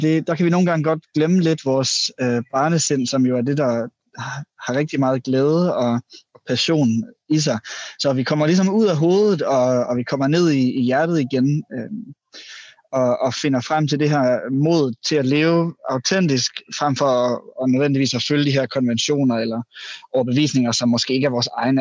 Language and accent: Danish; Jutland, Denmark; jeg kommer også fra Jylland